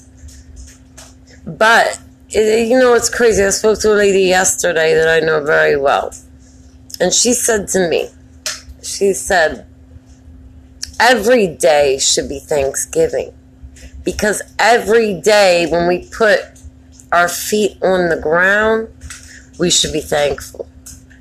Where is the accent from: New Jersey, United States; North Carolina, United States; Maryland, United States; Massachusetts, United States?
Maryland, United States; Baltimore; I'm from Baltimore, so, you know, I don't know if people know, but we have a high murder rate